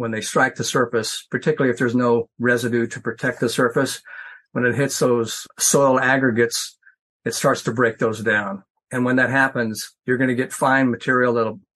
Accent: Western Nebraska, United States; moved away; also born or lived in Missouri; I grew up in Western Nebraska

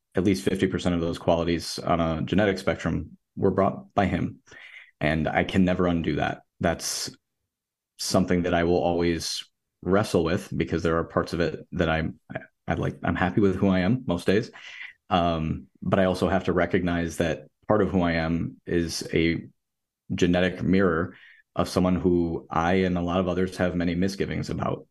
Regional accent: Rochester, New York, United States; I'm from Rochester, New York

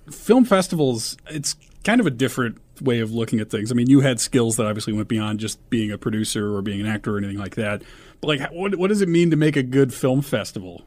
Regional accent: Omaha, Nebraska, United States; I grew up in Omaha

